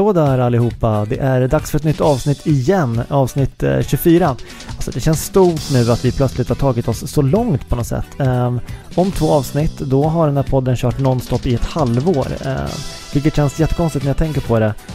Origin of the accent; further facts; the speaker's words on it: Uppsala, Uppsala County, Sweden; now in Stockholm, Sweden; min hemstad Uppsala